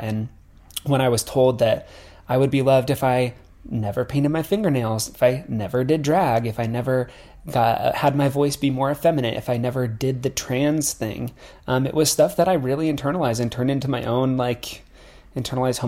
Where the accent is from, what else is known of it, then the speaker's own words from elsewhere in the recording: Nebraska, United States; I'm from Nebraska, so I'm from like rural America, and like growing up like in a town that's surrounded by like farmland